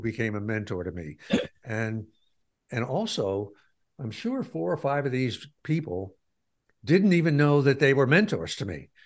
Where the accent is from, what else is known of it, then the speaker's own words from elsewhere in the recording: Pleasantville, New York, United States; moved away; The town I g, I grew up in was Pleasantville